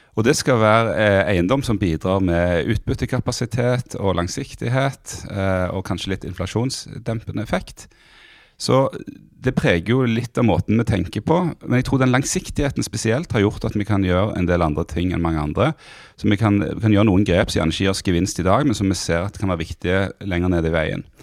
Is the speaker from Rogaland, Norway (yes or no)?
yes; Stavanger, Rogaland, Norway; accent: Stavanger sociolect with hard consonants; also born or lived in Bergen / Monaco / Tananger; jeg vokste opp i, i Stavanger